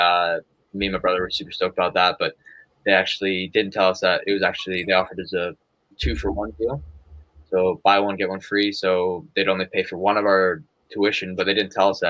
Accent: Calgary, Alberta, Canada; also born or lived in England; moved to Canada when I was 4. So, yeah, basically raised as Canadian, but British parents.

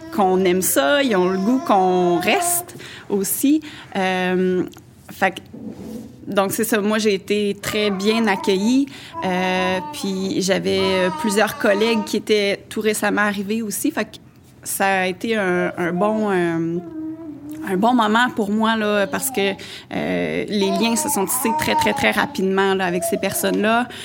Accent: L'Islet, Quebec, Canada; moved away as an adult; now in Cap-Chat, Canada; on est originaire de la région de Montmagny-Lillet

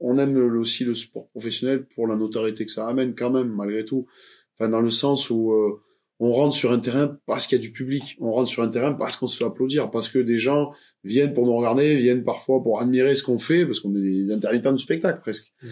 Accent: Montpellier, Occitania, France; je suis né ici à Montpellier, donc c'est ma ville natale

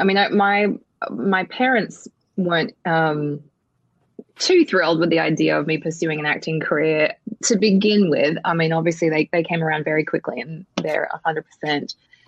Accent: Australia; moved away as an adult; now in United States; I grew up in Australia

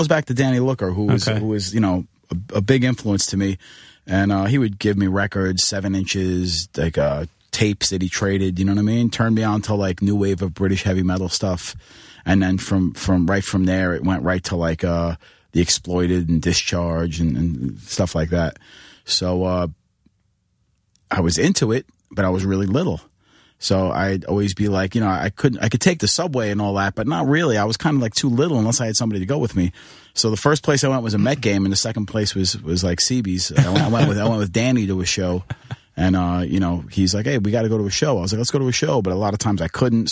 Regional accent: New York City, New York, United States; accent: Queens; I grew up in Bayside, Queens

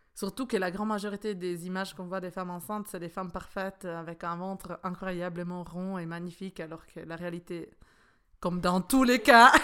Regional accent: Italy; now in Switzerland; je suis italienne

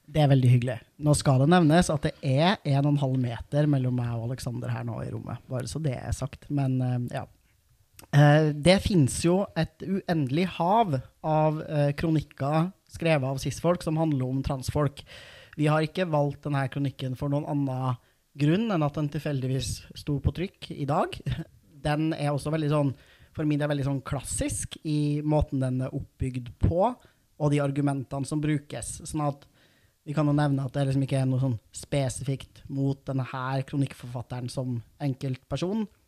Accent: Trondheim, Trøndelag, Norway; lokalavisa der jeg er fra, i Trondheim

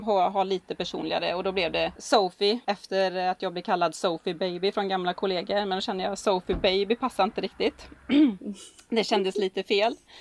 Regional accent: Gällinge, Halland County, Sweden; från Gällinge, trebarnsmorsan

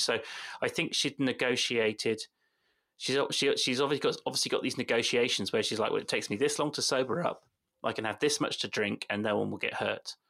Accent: West Country, South West England, United Kingdom; accent: West Country; My West Country accent mm. does come on a bit

